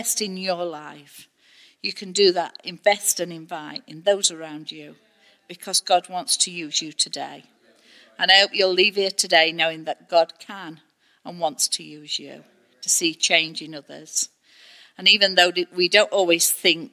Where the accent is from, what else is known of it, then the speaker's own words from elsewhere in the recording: United Kingdom; we're so British